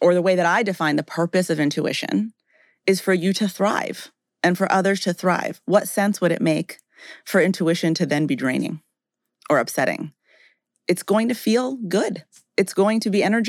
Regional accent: Rocky Mountains, United States; I grew up in the Rocky Mountains

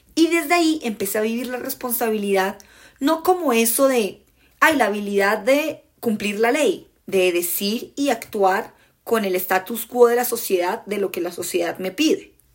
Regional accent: Colombia; accent: Colombian; en mi acento colombiano

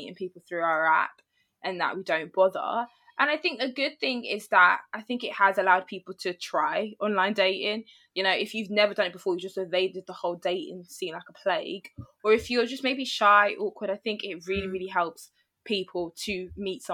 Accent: London, United Kingdom; I'm from London

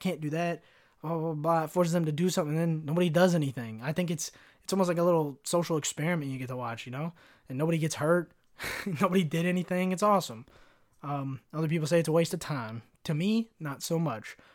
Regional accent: Kentucky, United States; growing up in Kentucky, wanting to be a rapper

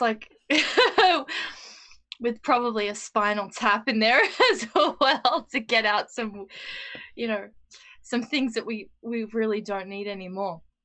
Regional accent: Australia; I'm speaking from the Australian experience too

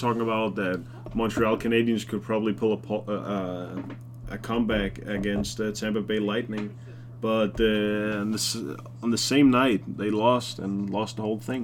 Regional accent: Denmark; we're from Denmark.

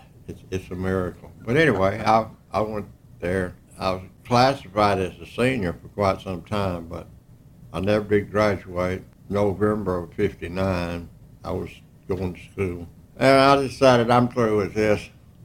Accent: Howe, Texas, United States; also born or lived in Sherman, Texas; When I was about two, we moved to Howe, 7 miles down the road. I went to high school, grade school in Howe.

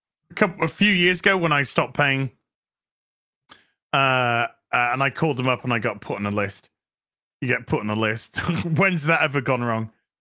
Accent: United Kingdom; I'm British, dude.

